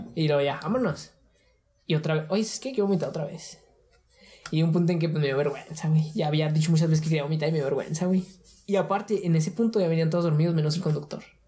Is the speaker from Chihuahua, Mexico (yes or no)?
yes; Ciudad Juárez, Chihuahua, Mexico; somos de Juárez